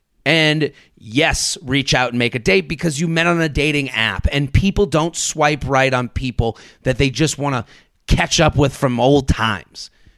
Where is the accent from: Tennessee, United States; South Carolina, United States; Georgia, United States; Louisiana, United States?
Georgia, United States; Atlanta; now in Washington, D.C., United States; A little over a year ago, I moved from D.C. back to my hometown of Atlanta.